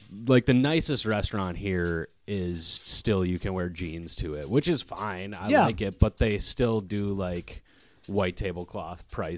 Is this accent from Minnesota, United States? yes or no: yes; Stillwater, Minnesota, United States; now in Minneapolis, United States; I was born in Minneapolis, not far from here, actually. Abbott Northwestern Hospital. All my family's from here. And then as a child, my parents moved us out to Stillwater, Minnesota. So 20-minute drive from here.